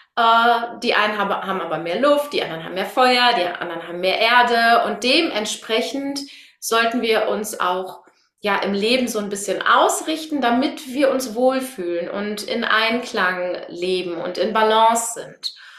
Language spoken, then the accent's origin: German; Münsterland, North Rhine-Westphalia, Germany; Ich komme aus dem Münsterland